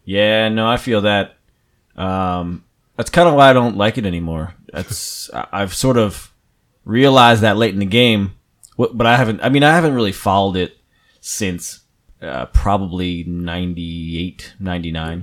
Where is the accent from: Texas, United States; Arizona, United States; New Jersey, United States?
New Jersey, United States; I'm from New Jersey